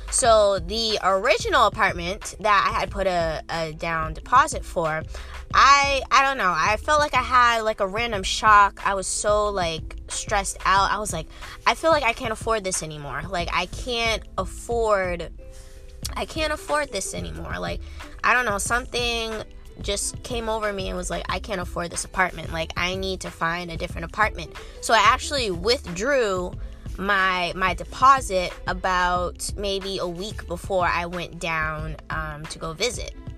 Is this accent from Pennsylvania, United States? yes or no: no; Cambridge, Massachusetts, United States; moved away as an adult; also born or lived in Arlington, Massachusetts; now in Washington, D.C. area, United States; I'm originally, like I said, from um, from Cambridge, Massachusetts.